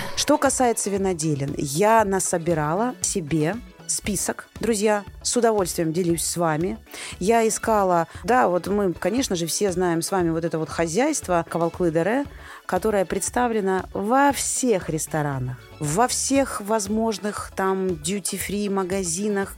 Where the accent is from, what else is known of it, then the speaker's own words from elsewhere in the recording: Rostov-on-Don, Rostov Oblast, Russia; я просто из Ростова